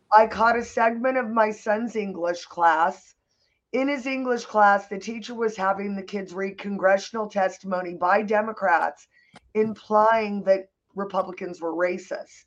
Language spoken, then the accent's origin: English; Santa Monica, California, United States; I was born in Santa Monica